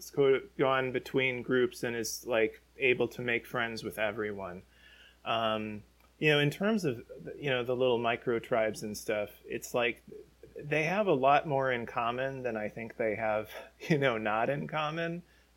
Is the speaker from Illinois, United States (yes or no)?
yes; Chicago, Illinois, United States; I grew up in Chicago